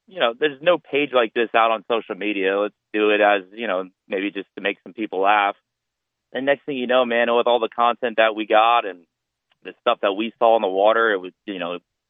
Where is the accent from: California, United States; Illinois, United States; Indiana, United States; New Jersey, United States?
New Jersey, United States; near Long Beach Island; moved away as an adult; now in Wilmington, United States; I'm originally from South New Jersey, kind of just outside the Long Beach Island area. Always grew up on the water, and I moved down to Wilmington, North Carolina to go to school